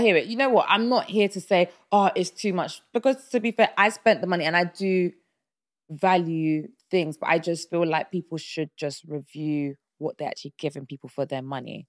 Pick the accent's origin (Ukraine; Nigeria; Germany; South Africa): Nigeria; I'm Nigerian